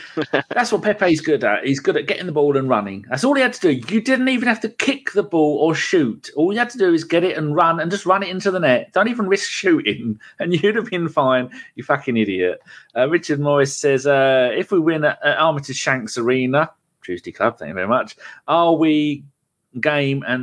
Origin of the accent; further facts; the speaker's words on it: Ipswich, East of England, United Kingdom; I supported Arsenal since 85, but my hometown club of Ipswich being a close second.